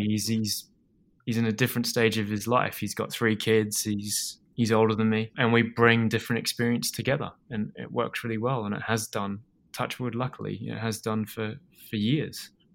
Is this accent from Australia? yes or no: yes; Australia; moved away as an adult; also born or lived in Edinburgh, Scotland; I grew up in Australia, uh, and sort of, well, I was born in Edinburgh and, and I moved over to, to Australia when my, my dad